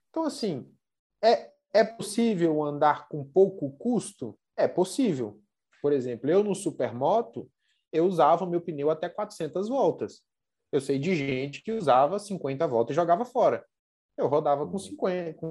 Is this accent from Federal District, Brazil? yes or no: yes; Brasília, Federal District, Brazil; also born or lived in Goiânia; Eu, eu sou daqui da, da região de Brasília, né? Brasília e Goiânia